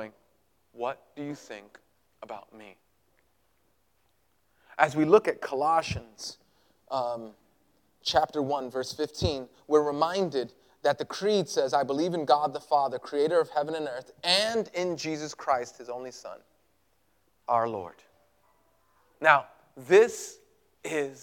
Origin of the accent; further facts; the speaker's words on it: New York City, New York, United States; moved away; I grew up in Greenpoint